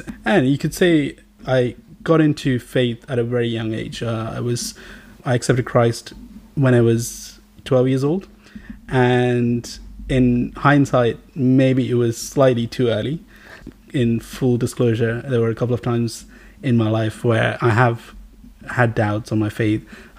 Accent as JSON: {"language": "English", "town": "Riyadh", "region": "Riyadh Province", "country": "Saudi Arabia", "tie": "born or raised there", "said": "I grew up in Saudi Arabia for most of my teenage years. Most of my primary secondary education was spent in Riyadh, Saudi Arabia."}